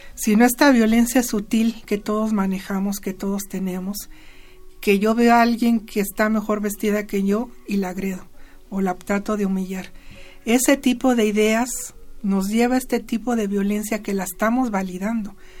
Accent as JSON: {"language": "Spanish", "country": "Mexico"}